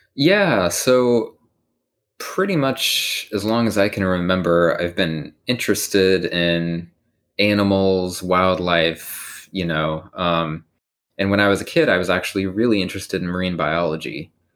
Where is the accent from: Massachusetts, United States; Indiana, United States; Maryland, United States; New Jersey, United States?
Indiana, United States; Bloomington; moved away as an adult; I'm from Bloomington, Indiana